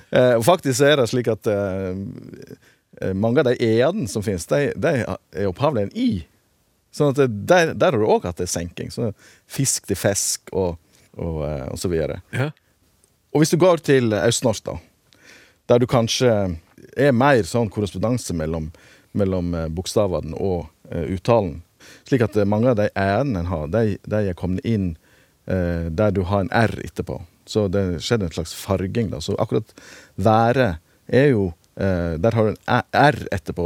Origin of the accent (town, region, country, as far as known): Western Norway, Norway